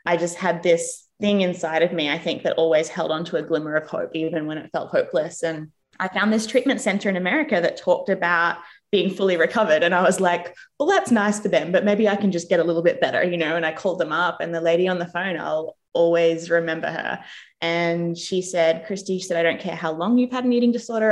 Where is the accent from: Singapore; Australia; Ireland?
Australia; moved away as an adult; also born or lived in England / United States; now in New Zealand; I was born in England. My parents are from New Zealand. I grew up in Australia. And then I moved to New Zealand when I was 24.